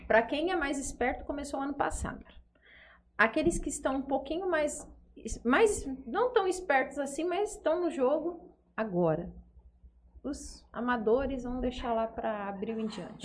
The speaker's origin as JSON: {"language": "Portuguese", "town": "Fernandópolis", "region": "São Paulo", "country": "Brazil", "said": "sou de Fernandópolis"}